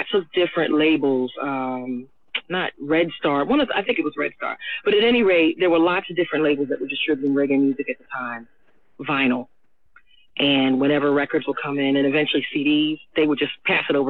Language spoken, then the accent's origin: English; United States; I am an American